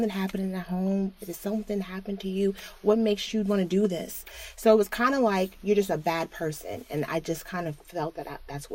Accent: South Orange, New Jersey, United States; now in Newark, United States; Originally, I grew up in South Orange, New Jersey. I currently live in Newark, New Jersey

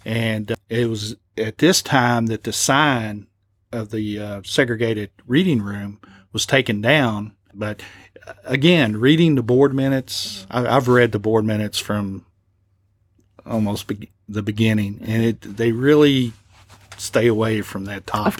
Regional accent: Lexington, United States; growing up in Lexington

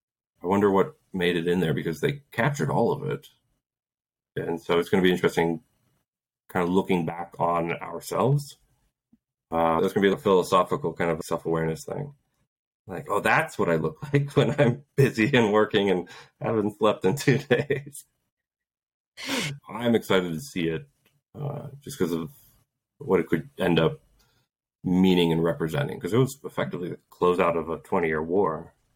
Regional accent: Poland; born there; I was born in Poland right when martial law happened back in the early 80s.

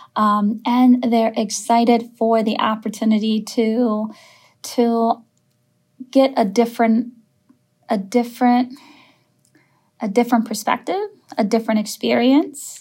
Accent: Minneapolis, Minnesota, United States; I grew up in Minneapolis

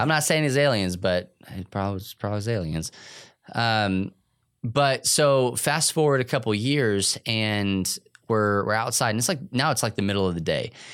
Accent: New Mexico, United States; moved away; I was in New Mexico

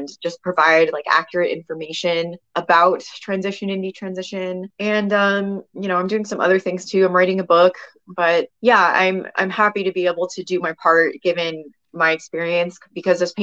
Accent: California, United States; California Senate, my home state

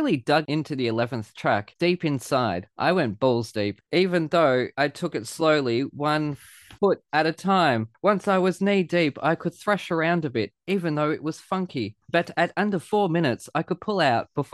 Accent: Australia; I'm the Australian here

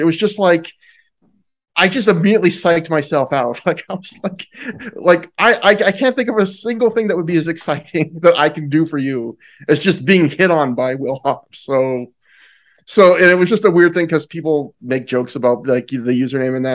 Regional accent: Canada; I'm Canadian.

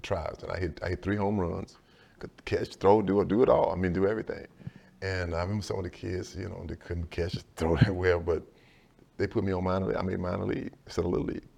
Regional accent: Sealy, Texas, United States; also born or lived in Dallas, Texas; I never really experienced a real racism in my hometown of Sealy, of, of a small, it's a small town of two thousand people

